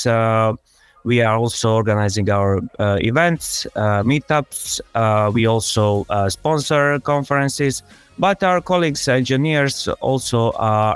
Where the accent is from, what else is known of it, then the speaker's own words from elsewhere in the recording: Split, Split-Dalmatia County, Croatia; born and raised in Split in Croatia, where I still live.